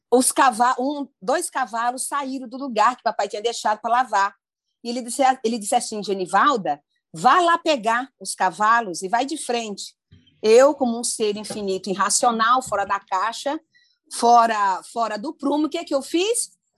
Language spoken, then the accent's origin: Portuguese; Ilha das Flores, Sergipe, Brazil; eu nasci no Nordeste brasileiro, em Sergipe, Ilha das Flores